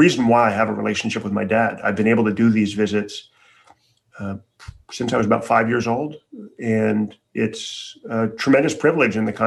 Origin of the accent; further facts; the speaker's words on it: Chicago, Illinois, United States; I grew up in Chicago for the most part.